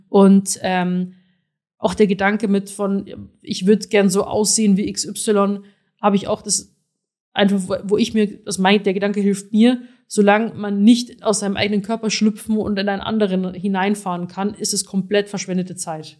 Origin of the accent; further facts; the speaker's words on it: Rosenheim, Bavaria, Germany; now in Berlin, Germany; ich komme aus Rosenheim